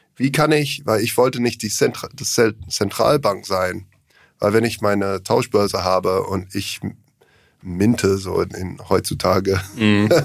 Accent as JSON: {"language": "German", "country": "Australia", "tie": "born or raised there", "second_language": "German", "moved": "yes", "lives_now": "Germany", "said": "ich komme aus Australien ursprünglich"}